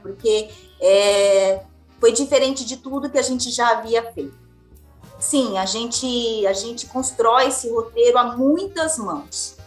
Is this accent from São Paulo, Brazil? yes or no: yes; Araçatuba, São Paulo, Brazil; Eu nasci em Araçatuba